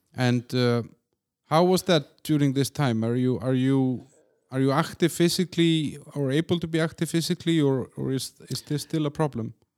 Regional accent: Iceland; also born or lived in Denmark; now in Czech Republic; I'm from Iceland and I lived in Denmark for, you know, four, four years or four and a half

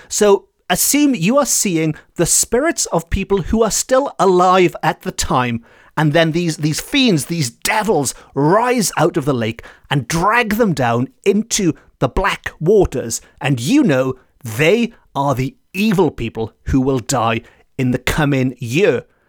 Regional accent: Port Talbot, Wales, United Kingdom; my hometown of Port Talbot

